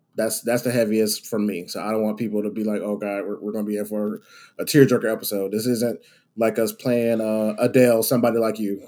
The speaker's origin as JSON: {"language": "English", "town": "Savannah", "region": "Georgia", "country": "United States", "tie": "born or raised there", "said": "I grew up in South Georgia, Savannah area, down that way."}